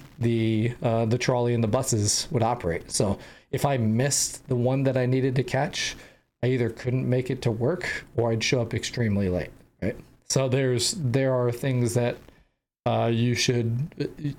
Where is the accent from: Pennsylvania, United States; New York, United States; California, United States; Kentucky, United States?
California, United States; San Diego; I grew up in San Diego